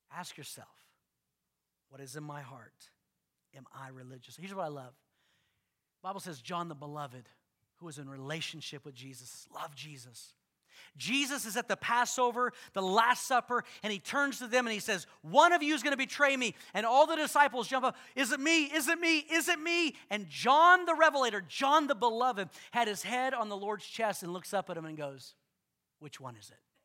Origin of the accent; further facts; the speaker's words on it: the South, United States; I grew up in the South